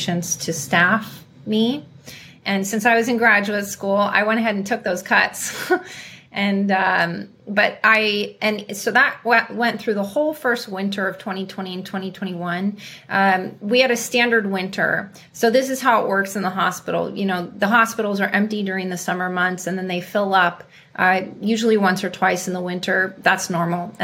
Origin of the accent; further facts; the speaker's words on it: California, United States; also born or lived in Africa; I was born and raised in California.